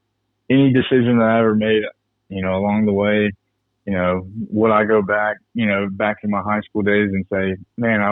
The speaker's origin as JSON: {"language": "English", "town": "Birmingham", "region": "Alabama", "country": "United States", "also_born_or_lived": "Scooba, Mississippi / Southeast Ohio", "moved": "yes", "said": "Originally, I'm from Birmingham, Alabama"}